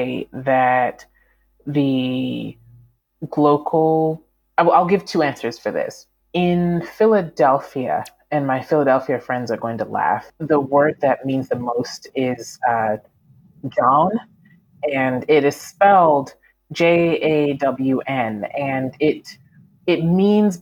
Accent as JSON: {"language": "English", "country": "Canada", "tie": "born or raised there", "also_born_or_lived": "United States / Malawi", "moved": "yes", "said": "I grew up in Canada"}